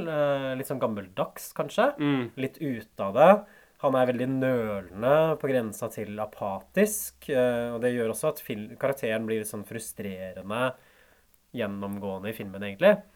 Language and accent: Norwegian; Hamar, Innlandet, Norway; also born or lived in Oslo; Ikke fødeby, jeg er født i Oslo, faktisk. Men jeg vokste på Hamar.